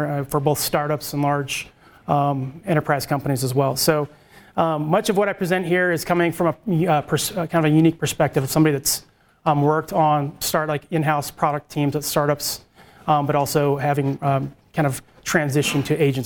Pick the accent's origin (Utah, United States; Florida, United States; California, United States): Utah, United States; Salt Lake City; moved away; I am from Salt Lake originally